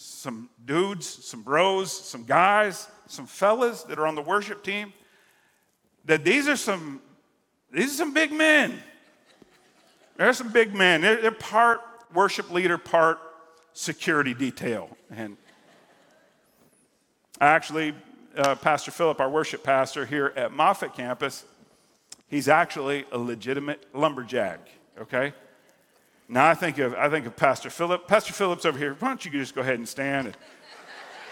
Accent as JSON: {"language": "English", "region": "Central and South Florida", "country": "United States", "tie": "born or raised there", "said": "that's kind of my neck of the woods growing up in Central and South Florida"}